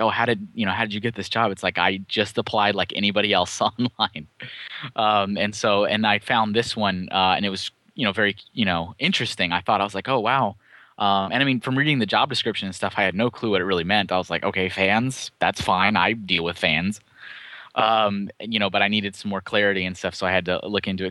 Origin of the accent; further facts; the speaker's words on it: Austin, Texas, United States; moved away as an adult; also born or lived in Colorado / Chandler, Arizona / Enfield, Connecticut; Austin, Texas, which is actually my hometown. I'm from Austin originally